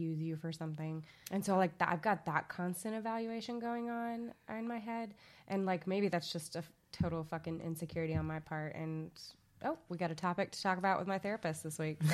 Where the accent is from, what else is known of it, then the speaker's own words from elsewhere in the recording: Little Rock, Arkansas, United States; accent: Southern; moved away; if you haven't noticed by the accent, that has slipped out occasionally for me. I am from Little Rock, Arkansas, um, which is the South.